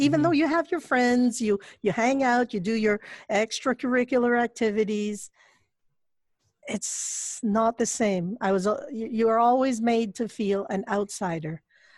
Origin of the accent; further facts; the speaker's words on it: Montreal, Quebec, Canada; also born or lived in Quezon City, Philippines; I was born in Quezon City. We came to Montreal. I was 7 or 8 years old. So the last part of primary school onwards, that's where I came to Montreal.